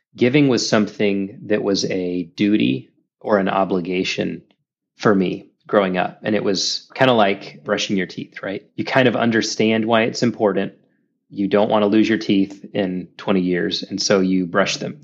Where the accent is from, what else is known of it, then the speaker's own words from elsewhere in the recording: Dallas, Texas, United States; moved away as an adult; also born or lived in Saudi Arabia; now in Orlando, United States; I grew up in North Dallas in a great Christian home